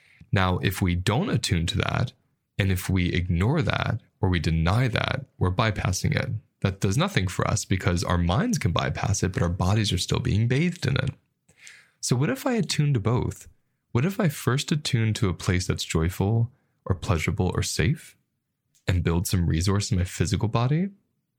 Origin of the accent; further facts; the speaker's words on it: United States; And the culture I grew up with in America